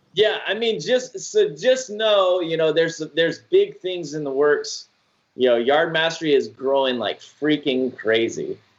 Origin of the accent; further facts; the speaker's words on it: Georgia, United States; moved away as an adult; also born or lived in Utah; now in Florida, United States; I was born and raised in Georgia